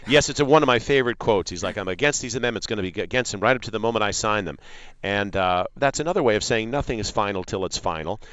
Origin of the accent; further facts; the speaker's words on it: Illinois, United States; as a young boy growing up in Illinois